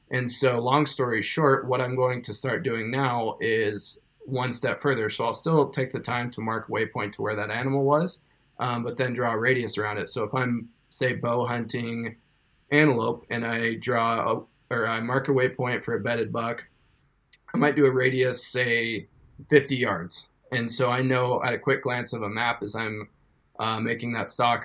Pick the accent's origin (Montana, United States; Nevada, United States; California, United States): Montana, United States; eastern; eastern Montana and born and raised.